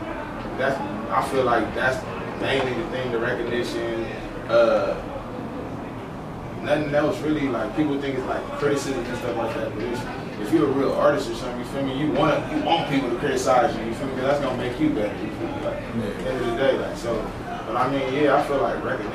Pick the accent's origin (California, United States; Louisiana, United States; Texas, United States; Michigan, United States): California, United States; Los Angeles; I'm from Los Angeles, California